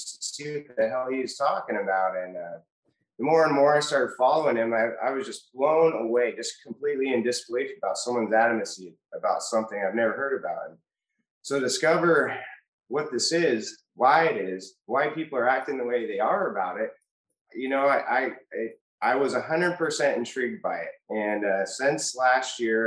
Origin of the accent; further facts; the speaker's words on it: Western Washington State, United States; I'm from Washington State, Western Washington, between Seattle and Portland